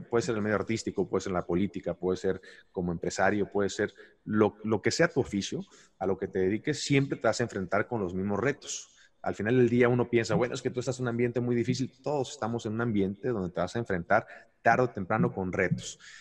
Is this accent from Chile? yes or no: no; Mexico; yo soy un mexicano más